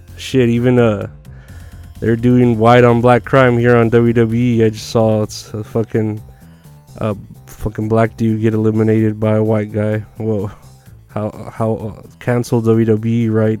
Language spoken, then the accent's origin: English; Texas, United States; it's here in my hometown